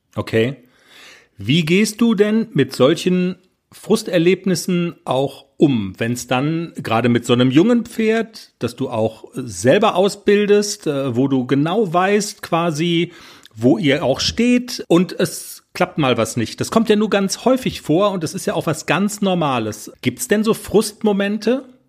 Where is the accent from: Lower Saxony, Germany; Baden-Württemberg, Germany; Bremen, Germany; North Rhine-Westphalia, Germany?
Baden-Württemberg, Germany; Black Forest; Da kommen wir auch her, aus dem Schwarzwald